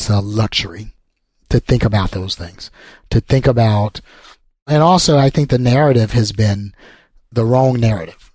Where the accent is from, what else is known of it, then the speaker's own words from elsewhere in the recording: Alabama, United States; moved away; I grew up in an environmental justice community. I'm from Alabama originally. So I grew up in a fence line community